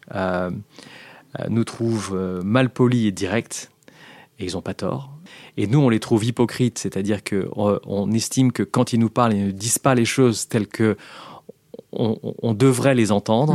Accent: France; moved away as an adult; also born or lived in London / United States; je rentre dans une boîte américaine en tant que Français.

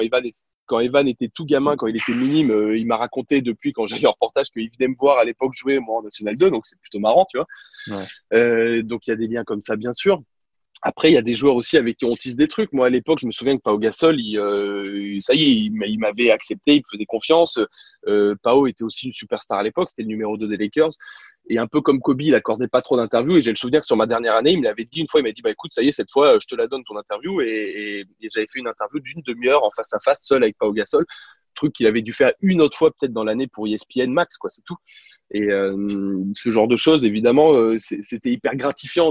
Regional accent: France; accent: French; also born or lived in United States / La Rochelle; comme tous les Français, alors oui, euh, oui, euh, j'ai passé quatre ans aux États-Unis, je parle anglais couramment, mais, mais évidemment que j'ai gardé un petit peu d'accent

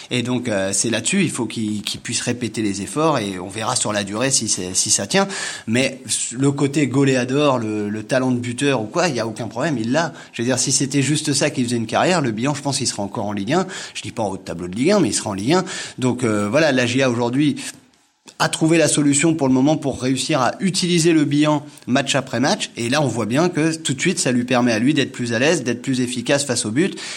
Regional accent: Le Havre, Normandy, France; je viens du Havre

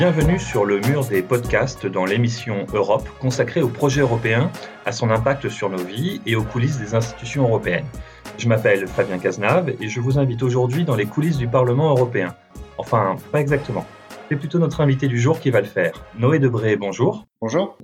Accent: France; en tant que Français

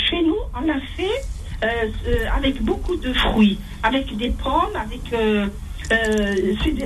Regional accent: Algeria; la meuf chez nous en Algérie.

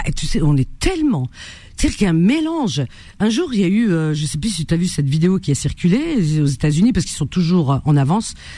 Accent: Algeria; moved away; je suis native et d'origine algérienne

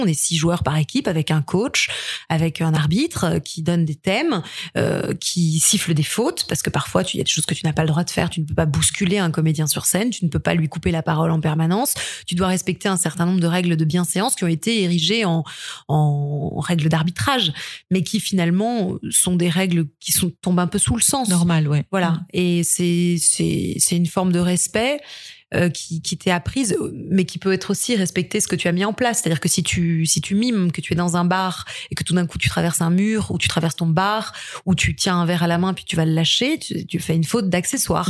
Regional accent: Nouvelle-Aquitaine, France; moved away as an adult; also born or lived in Strasbourg, France / Quebec, Canada; J'ai grandi dans le sud-ouest, euh, dans le, dans le, dans le, entre le trente-trois, la Gironde, le vingt-quatre, la Dordogne et le quarante-sept, le Lot-et-Garonne

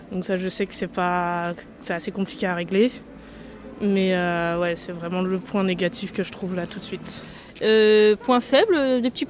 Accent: Martinique, France; now in Rouen, France; quand moi je viens de la Martinique, comment je trouve les gens tellement tristes.

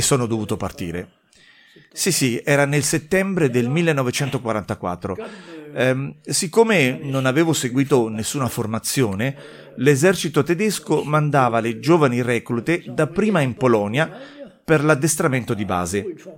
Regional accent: Moselle, Grand Est, France; also born or lived in Sarrebourg; sono un francese della Mosella, i miei genitori vivono a Sarbourg

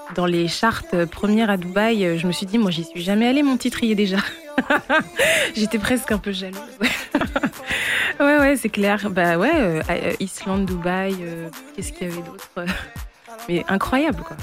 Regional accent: Reims, Grand Est, France; also born or lived in Benin / Togo; Je suis née euh, à Reims. J'ai fait mes études à Reims et puis je vis à Reims

